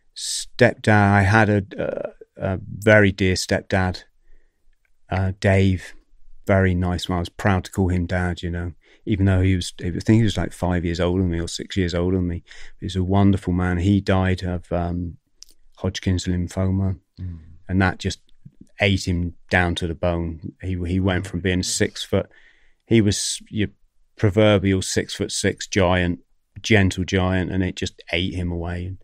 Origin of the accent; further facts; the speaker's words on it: Plymouth, South West England, United Kingdom; come from Plymouth